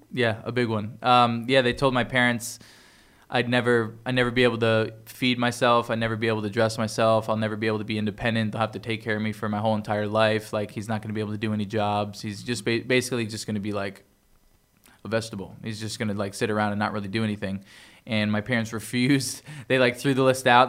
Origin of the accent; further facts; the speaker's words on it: Toms River, New Jersey, United States; moved away as an adult; also born or lived in Bayville, New Jersey; I grew up in Jersey